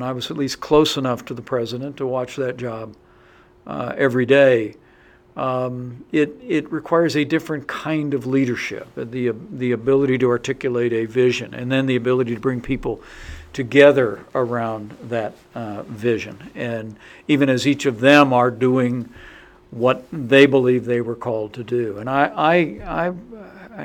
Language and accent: English; southern Indiana, United States; I'm a small town guy from southern Indiana. My dream when I was growing up was to be the congressman from my hometown